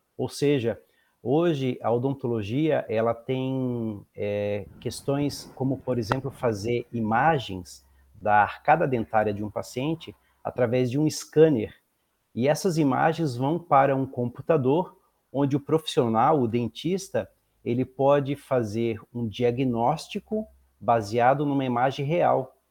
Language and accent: Portuguese; Florianópolis, Santa Catarina, Brazil; moved away as an adult; now in Pinhais, Brazil; Eu sou natural de Florianópolis